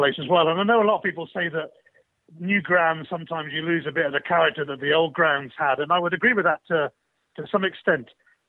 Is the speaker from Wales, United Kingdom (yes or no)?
no; Weymouth, South West England, United Kingdom; I was growing up in Weymouth, as I mentioned, on the rather sleepy south coast of England. And it's a small seaside holiday resort. Not much went on.